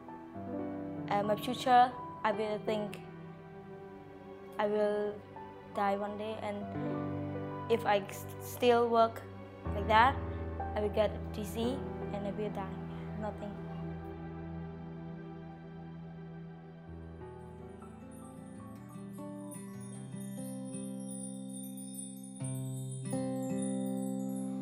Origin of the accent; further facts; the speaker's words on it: Phnom Penh, Cambodia; I was born in Phnom Penh